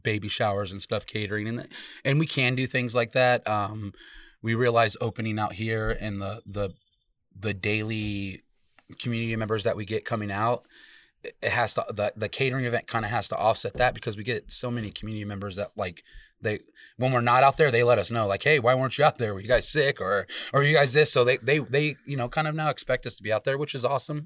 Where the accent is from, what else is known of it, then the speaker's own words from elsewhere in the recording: Salt River, Arizona, United States; I'm from Salt River.